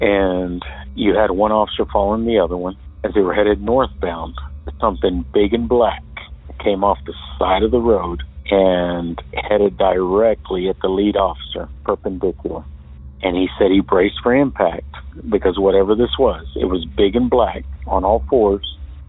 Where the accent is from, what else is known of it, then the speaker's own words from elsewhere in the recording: Odessa, Texas, United States; I'm originally from West Texas, Odessa specifically.